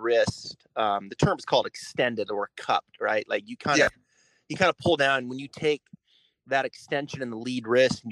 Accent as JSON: {"language": "English", "region": "Pacific Northwest", "country": "United States", "tie": "born or raised there", "said": "growing up in the Pacific Northwest"}